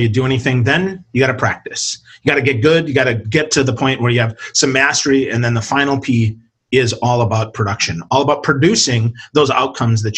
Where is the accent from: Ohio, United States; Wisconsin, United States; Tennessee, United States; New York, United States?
Wisconsin, United States; moved away; I'm originally from Wisconsin